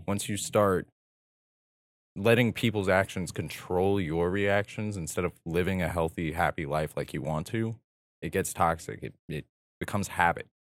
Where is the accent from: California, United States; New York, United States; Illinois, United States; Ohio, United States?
California, United States; Southern; I was born and raised in this desert town.